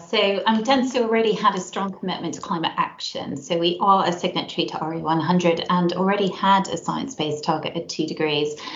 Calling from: Frampton Mansell, South West England, United Kingdom; So, I'm dialing in from a very unusually sunny Gloucestershire um, today. Um, so, a little village called Frampton Mansell, um, home of the Extinction Rebellion.

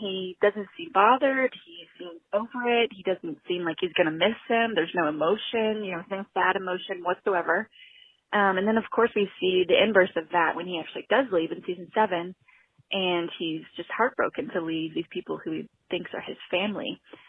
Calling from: Fort Worth, Texas, United States; I'm calling from Fort Worth, Texas.

